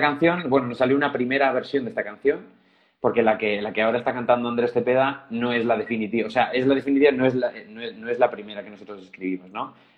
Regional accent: Zaragoza, Aragon, Spain; moved away as an adult; now in Madrid, Spain; unos años tocando en mi ciudad natal, en Zaragoza

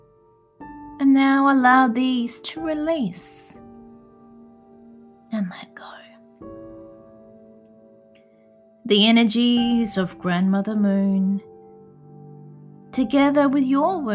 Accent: Adelaide, South Australia, Australia; my hometown of Adelaide, South Australia

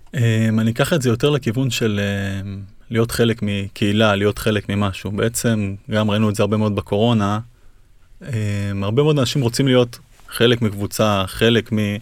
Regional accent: Kfar Tavor, Northern District, Israel; אני נולדתי בכפר תבור, גדלתי שם

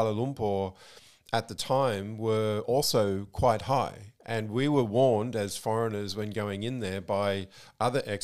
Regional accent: Australia; moved away as an adult; now in Malaysia; what environments we grew up in. I obviously in Australia

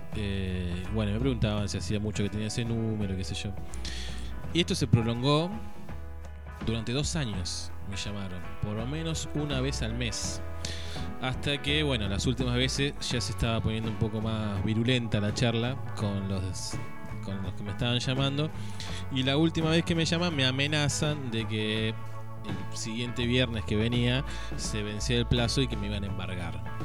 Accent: Suipacha, Buenos Aires Province, Argentina; Me siento discriminada por ser ciudadano de Cipacha

